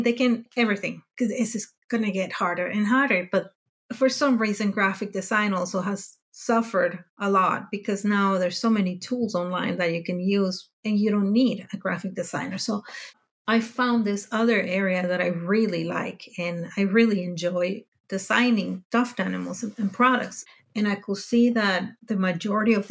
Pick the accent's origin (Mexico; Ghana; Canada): Mexico; moved away as an adult; now in Denmark; I grew up in Mexico